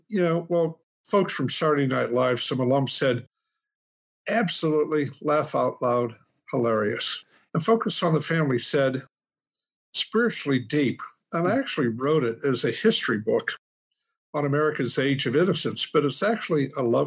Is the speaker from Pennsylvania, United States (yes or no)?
yes; Punxsutawney, Pennsylvania, United States; Pennsylvania Dutch country. We're the only non-Amish farm now. I still have it. Mm-hmm. Outside Punxsutawney, Pennsylvania